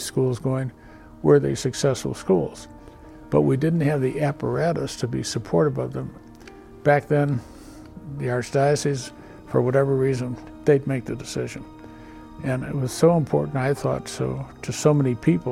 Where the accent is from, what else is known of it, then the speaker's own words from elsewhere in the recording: Chicago, Illinois, United States; I was born on the South Side, 79th and Ashland